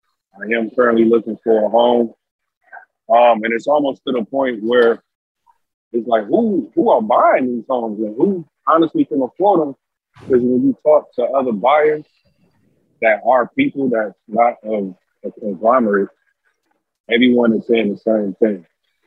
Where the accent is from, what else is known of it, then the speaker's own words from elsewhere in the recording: Detroit, Michigan, United States; Well, obviously, I'm from Detroit.